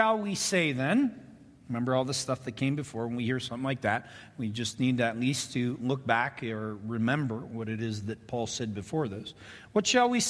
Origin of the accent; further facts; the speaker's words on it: Ontario, Canada; When I grew up in Ontario, Canada